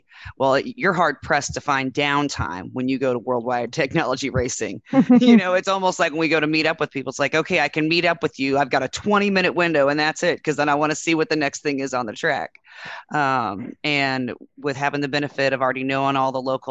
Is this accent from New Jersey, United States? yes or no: no; Speedway, Indiana, United States; I grew up in Speedway. And so the 500 was my hometown race